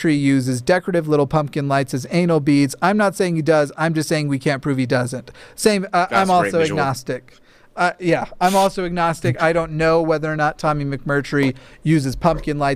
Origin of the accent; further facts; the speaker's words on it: Levittown, New York, United States; My family, we're from Levittown, Long Island